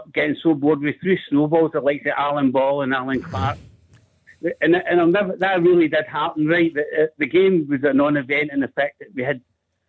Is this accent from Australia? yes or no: no; Scotland, United Kingdom; now in Manchester, United Kingdom; I'm Scottish through and through